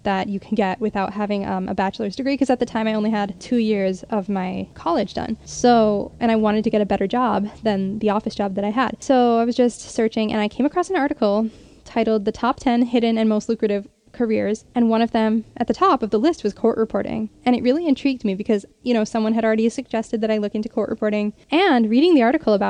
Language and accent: English; Connecticut, United States; my home state, which is Connecticut